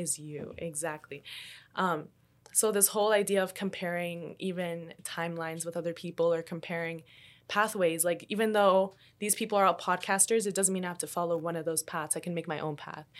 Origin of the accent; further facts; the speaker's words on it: Canada; also born or lived in Colombia; even though I was born in Colombia, I still moved to Canada when I was, like, two years old.